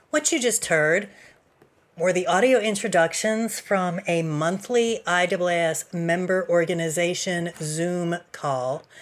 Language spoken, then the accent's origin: English; Des Moines, Iowa, United States; from Des Moines.